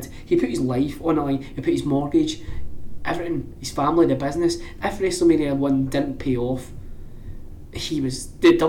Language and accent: English; Scotland, United Kingdom; I'm from Scotland